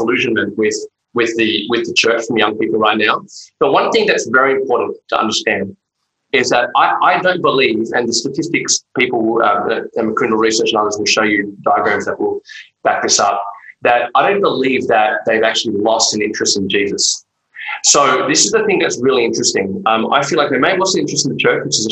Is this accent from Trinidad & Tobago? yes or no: no; Australia; we're Aussie Asians